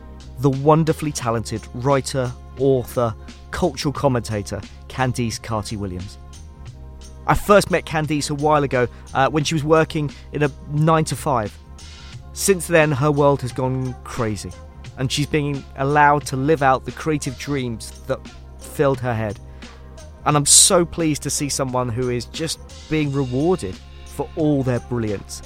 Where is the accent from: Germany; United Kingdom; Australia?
United Kingdom; Hertfordshire, East of England; I grew up in Hertfordshire